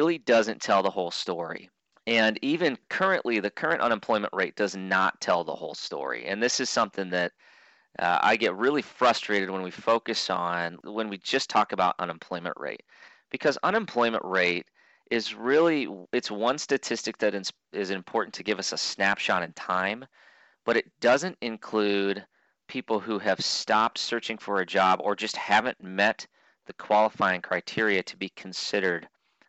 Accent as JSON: {"language": "English", "town": "Clarinda", "region": "Iowa", "country": "United States", "tie": "born or raised there", "also_born_or_lived": "Burlington, Iowa", "said": "I was born in Clarinda, Iowa"}